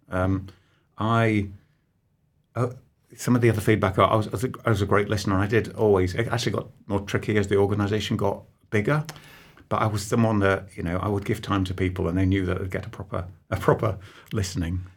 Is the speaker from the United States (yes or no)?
no; Nottingham, East Midlands, United Kingdom; I was born on Peel Street, so I'm, I'm sat here with you less than, I don't know, half a mile away from where I was actually born